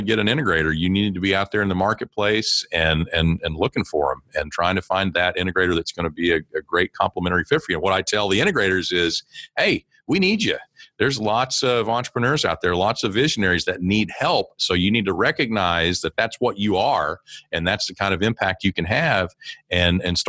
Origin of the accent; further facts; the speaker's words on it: small town in eastern Oklahoma, United States; I grew up in Oklahoma.